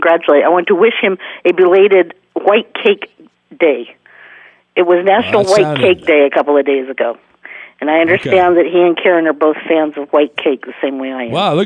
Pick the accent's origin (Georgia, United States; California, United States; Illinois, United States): California, United States; Anaheim; now in Los Angeles, United States; I grew up 10 minutes from Anaheim Stadium